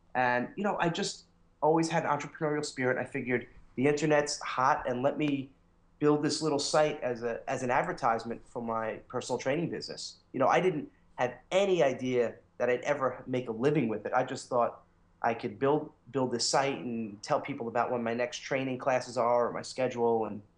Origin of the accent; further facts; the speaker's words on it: New York, United States; accent: New York; now in Connecticut, United States; and I grew up in New York, if you couldn't tell from my accent. Although I'm starting to lose it a little